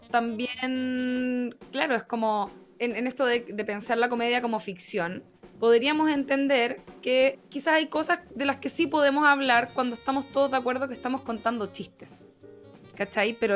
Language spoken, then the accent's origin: Spanish; Rancagua, O'Higgins, Chile; Yo soy de Rancagua.